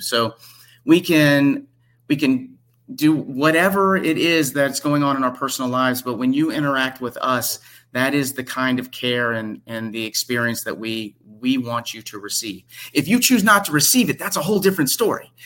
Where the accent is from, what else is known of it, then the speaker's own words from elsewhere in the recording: Memphis, Tennessee, United States; moved away as an adult; also born or lived in Detroit, Michigan; I'm from Memphis, Tennessee